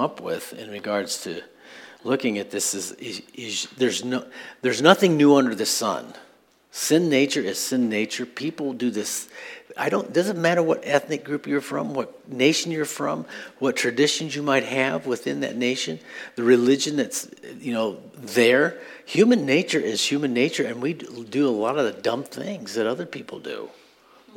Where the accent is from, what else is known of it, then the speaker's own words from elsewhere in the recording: Midwest, United States; I'm from the Midwest